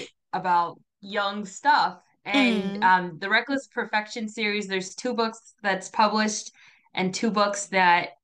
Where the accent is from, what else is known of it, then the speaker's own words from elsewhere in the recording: New Jersey, United States; now in Florida, United States; I was born and raised in New Jersey